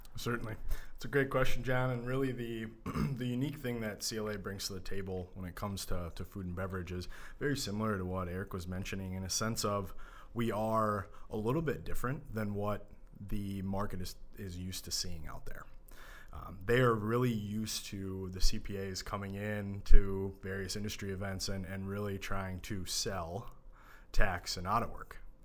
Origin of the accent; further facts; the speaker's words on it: Minneapolis, Minnesota, United States; growing up in the Minneapolis suburbs